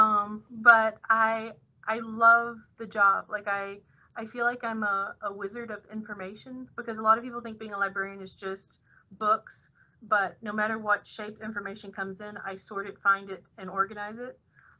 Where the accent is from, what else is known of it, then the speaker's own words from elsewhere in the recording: Birmingham, Alabama, United States; moved away as an adult; now in Thibodaux, United States; I'm actually originally from Birmingham, Alabama